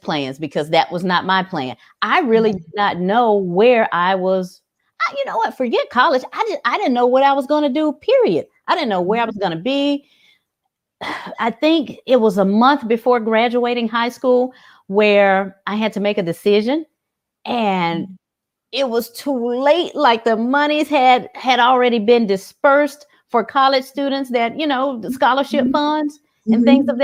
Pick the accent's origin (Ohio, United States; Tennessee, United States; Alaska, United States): Tennessee, United States; Memphis; I am from here. I am a South Memphis native